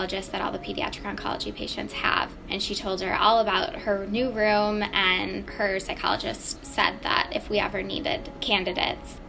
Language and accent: English; Beaver Dam, Wisconsin, United States; also born or lived in Minnesota; I'm originally from Beaver Dam, Wisconsin.